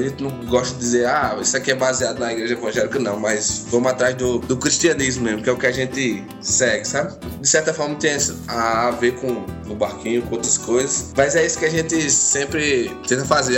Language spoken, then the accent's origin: Portuguese; Campina Grande, Paraíba, Brazil; accent: Northeastern (nordestino); Eu sou daqui de Campina Grande, na Paraíba